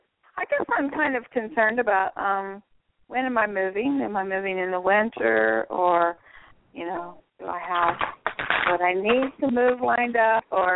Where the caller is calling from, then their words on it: Florida, United States; Southwest Florida.